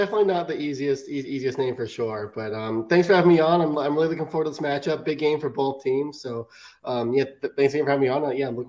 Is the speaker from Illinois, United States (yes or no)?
no; Montana, United States; I'm originally from Montana